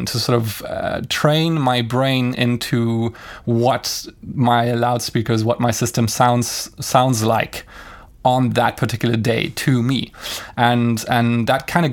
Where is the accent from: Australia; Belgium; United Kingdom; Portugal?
Belgium; Brussels, Brussels-Capital Region; my hometown of Brussels